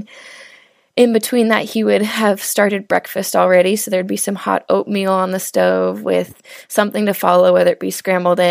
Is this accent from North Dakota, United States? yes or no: no; Seattle, Washington, United States; I grew up in Seattle, Washington